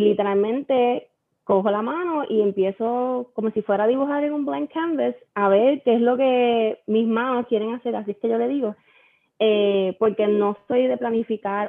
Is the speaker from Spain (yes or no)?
no; Aguadilla, Puerto Rico; also born or lived in Mayagüez; yo soy de Aguadilla, siempre he sido de Aguadilla all my life.